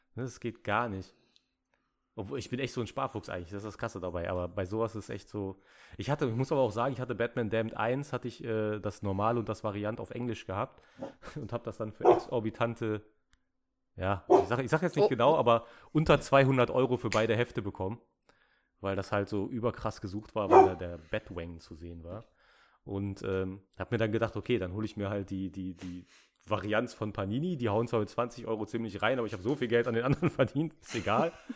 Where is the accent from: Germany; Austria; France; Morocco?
Germany; Ruhr area, North Rhine-Westphalia; ich bin aus dem Ruhrpott, da sind die Leute nett